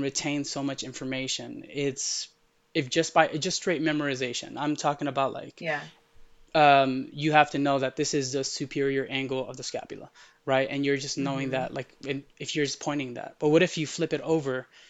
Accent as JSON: {"language": "English", "country": "United States", "tie": "born or raised there", "also_born_or_lived": "Middle East", "first_language": "Arabic", "second_language": "English", "said": "the city I grew up in is 99% Hispanic"}